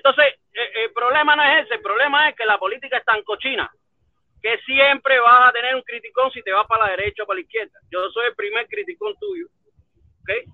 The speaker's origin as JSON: {"language": "Spanish", "country": "Cuba", "said": "Somos cubanos"}